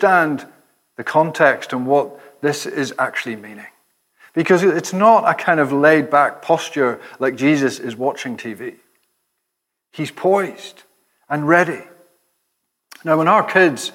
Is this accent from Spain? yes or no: no; Ireland; I'm Irish